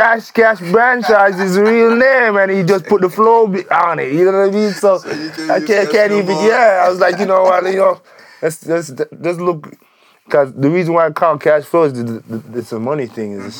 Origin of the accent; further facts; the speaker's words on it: Jamaica; now in Calgary, Canada; I was born in Jamaica.